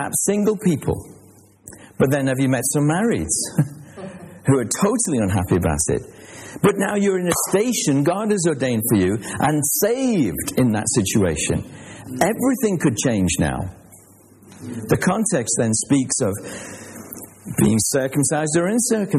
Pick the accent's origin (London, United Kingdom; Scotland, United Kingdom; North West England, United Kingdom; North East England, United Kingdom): North West England, United Kingdom; Liverpool; I was born in Liverpool